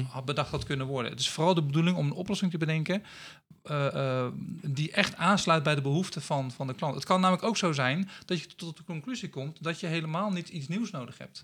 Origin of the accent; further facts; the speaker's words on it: Rotterdam, South Holland, Netherlands; moved away as an adult; also born or lived in Assen / Leeuwarden; now in Friesland, Netherlands; ik ben eh, geboren in Assen. Maar ik ben getogen in Rotterdam. Ehm, dus ik ben een eh, Rotterdammer die eh, verdwaald is geraakt in, in het mooie Friesland.